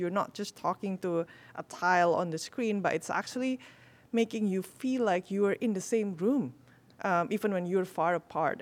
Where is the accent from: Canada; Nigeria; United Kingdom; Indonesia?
Indonesia; I'm from Indonesia